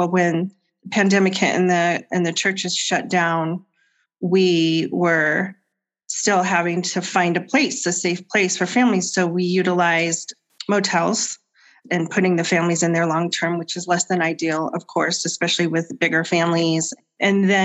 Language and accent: English; Cheyenne, Wyoming, United States; also born or lived in Laramie, Wyoming; I was born in Laramie, Wyoming, but I moved over here when I was just little. And grew up in Cheyenne.